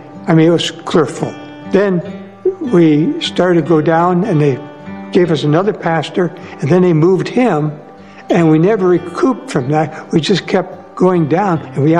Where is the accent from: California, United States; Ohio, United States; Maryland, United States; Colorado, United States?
Ohio, United States; Burgoon; also born or lived in Willard, Ohio / Northwood, Ohio; I was born in Willard, Ohio, and my folks moved to Burgoon, and so I attended, my home church was Burgoon. It was a EUB church when I grew up